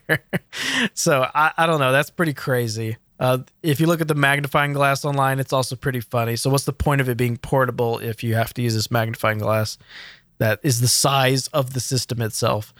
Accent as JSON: {"language": "English", "country": "United States", "said": "as an American"}